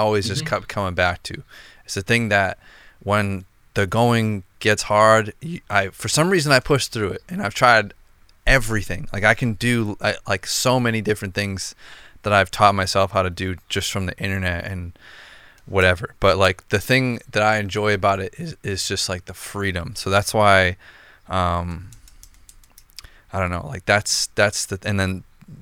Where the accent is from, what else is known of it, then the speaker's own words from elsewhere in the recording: outside of Boston, Massachusetts, United States; where I'm from outside of Boston